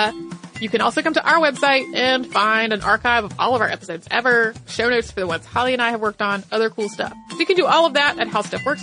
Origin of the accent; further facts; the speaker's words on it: Perth, Western Australia, Australia; I'm from Perth, Western Australia.